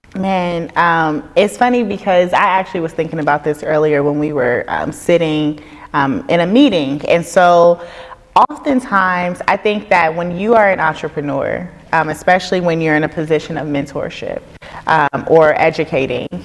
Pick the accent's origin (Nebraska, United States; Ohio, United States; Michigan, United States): Ohio, United States; Dayton; I'm from Dayton, Ohio